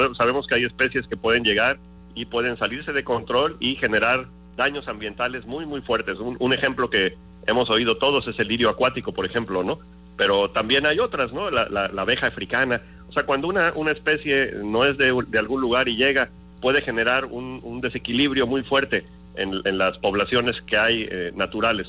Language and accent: Spanish; Cosamaloapan, Veracruz, Mexico; yo, soy originario de Cosamaloapan, de Carpio.